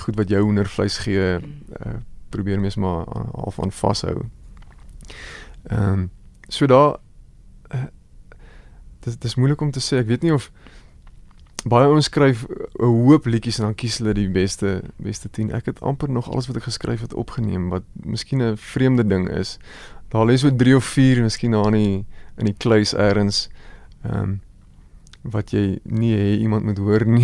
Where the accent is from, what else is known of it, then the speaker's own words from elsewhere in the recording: Goldfields of the Free State, South Africa; groot word jare daar in die Goudveld van die Vrystaat. Ek kom maar van die Vrystaat af.